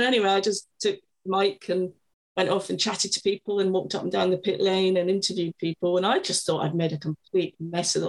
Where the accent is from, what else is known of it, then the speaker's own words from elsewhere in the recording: Scotland, United Kingdom; I grew up in Scotland